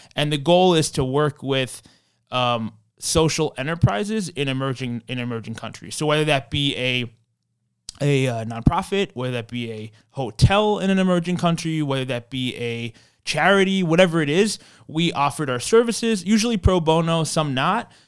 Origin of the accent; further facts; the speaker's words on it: New York City, New York, United States; also born or lived in Long Island / Washington, D.C.; I'm from Kew Gardens, Queens originally